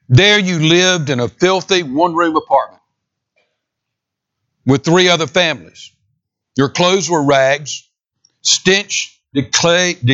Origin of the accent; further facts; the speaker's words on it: San Diego, California, United States; born there; I was born in San Diego, California in 1944.